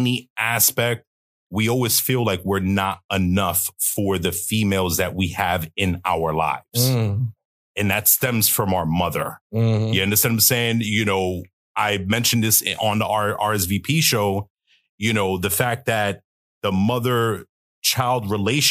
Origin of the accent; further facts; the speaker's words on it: New York City, New York, United States; I'm originally from New York City. I grew up in Brooklyn, you know, to be exact